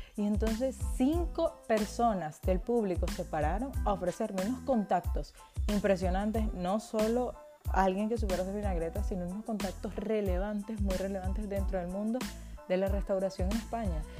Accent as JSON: {"language": "Spanish", "country": "Venezuela", "moved": "as an adult", "lives_now": "Spain", "said": "soy emprendedora venezolana"}